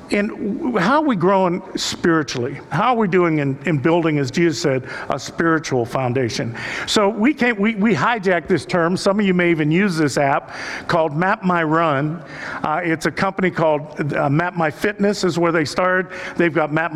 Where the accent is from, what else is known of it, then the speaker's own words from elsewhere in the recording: Cleveland, Ohio, United States; we're from Cleveland